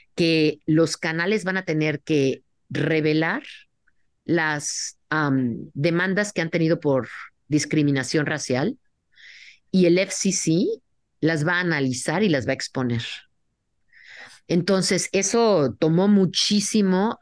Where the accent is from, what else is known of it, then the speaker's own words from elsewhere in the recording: Mexico City, Mexico; moved away as an adult; now in United States; crecí en la Ciudad de México y fui también a la universidad en, la Ciudad de México